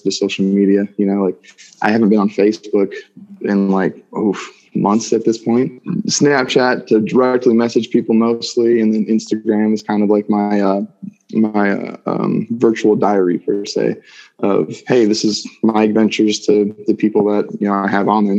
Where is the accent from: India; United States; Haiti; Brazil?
United States; Colorado; also born or lived in Minnesota; I was born in Minnesota and moved here to Colorado when I was eight.